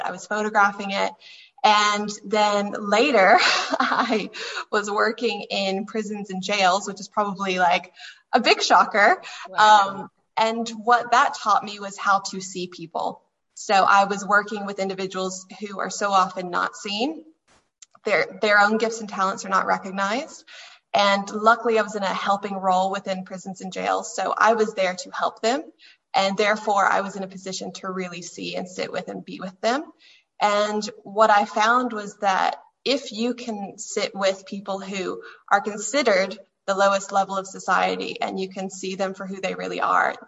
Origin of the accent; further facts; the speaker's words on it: United States; moved away as an adult; now in Ireland; You can probably hear from my voice that I am American, but I've lived in Ireland for 8 years